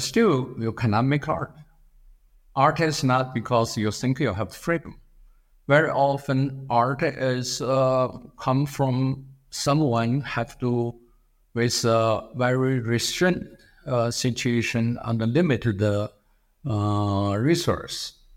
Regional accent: China; English is a second language; moved away as an adult; also born or lived in Philadelphia, United States / Berkeley, United States / New York City, United States; I come from China, and it's a very hard to even survive in the United States, uh, as a foreign student, uh, doesn't really speak, uh, words of English

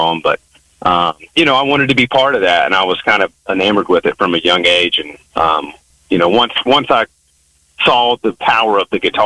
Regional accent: the South, United States; I'm a musician born and raised in the South

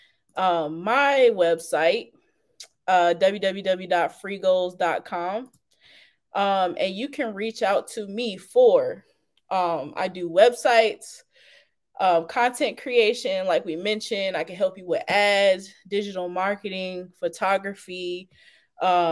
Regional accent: Fayetteville, North Carolina, United States; also born or lived in Charlotte, North Carolina; my hometown, Fayetteville

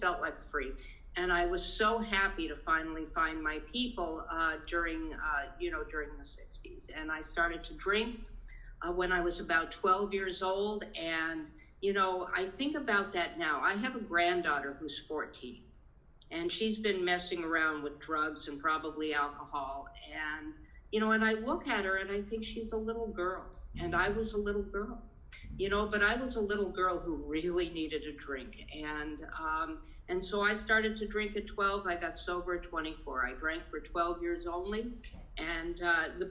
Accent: Boise, Idaho, United States; I am a Jew from Boise, Idaho

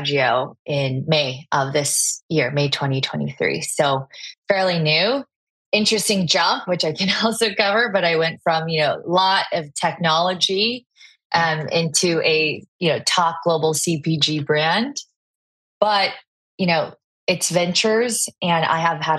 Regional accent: Southern California, United States; also born or lived in China; I moved to Southern California

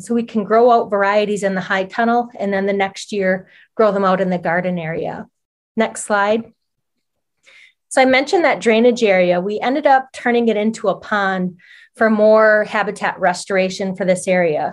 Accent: Oneida Reservation, Wisconsin, United States; born or raised there

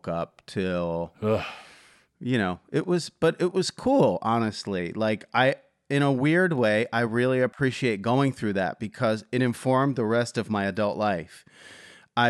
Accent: Philadelphia, Pennsylvania, United States; I'm from Philadelphia

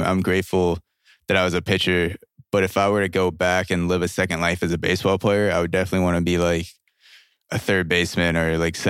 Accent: Plainview, New York, United States; I grew up in Plainview, Long Island, which is, and they called it Plainview because it's like the whitest, most Jewish neighborhood

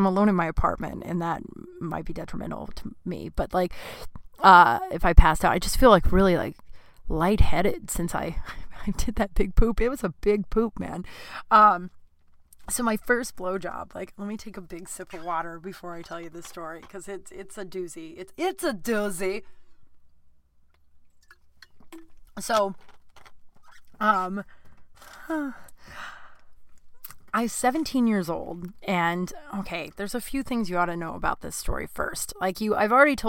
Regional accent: Littleton, Colorado, United States; now in Los Angeles, United States; We're from Littleton, Colorado

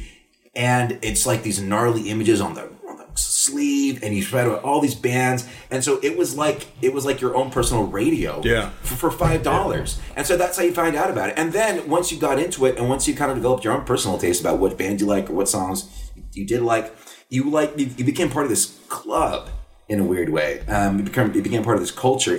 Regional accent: Corpus Christi, Texas, United States; now in Chicago, United States; when I was a kid, growing up in South Texas

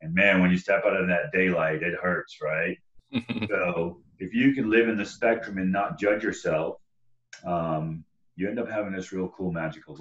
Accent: Southeast Texas, United States; I grew up in Southeast Texas

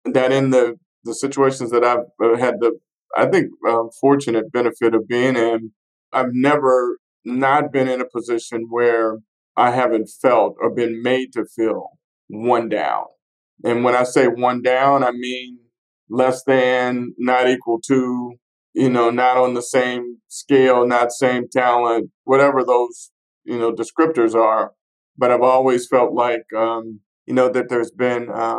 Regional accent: Fort Smith, Arkansas, United States; I'm born and raised in Fort Smith, Arkansas

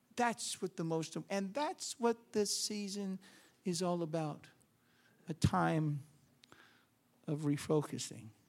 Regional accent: New York, United States; I'm from New York

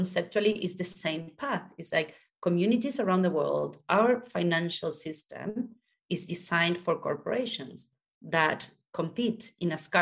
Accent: Argentina; I was born in Argentina

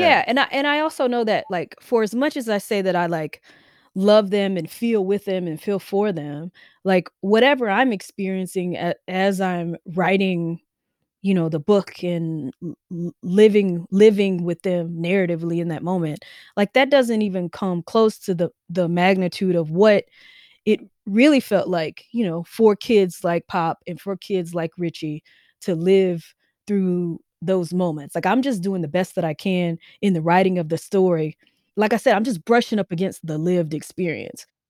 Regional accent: Mississippi, United States; I grew up in Mississippi.

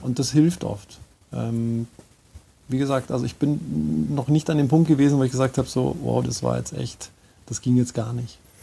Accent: Munich, Bavaria, Germany; ich bin Münchner Kindel

